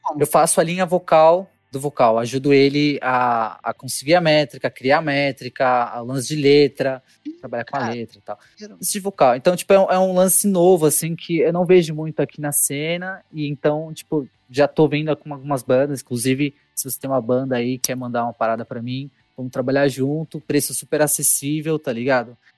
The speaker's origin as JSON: {"language": "Portuguese", "region": "São Paulo", "country": "Brazil", "also_born_or_lived": "Guarulhos", "said": "sou de São Paulo capital"}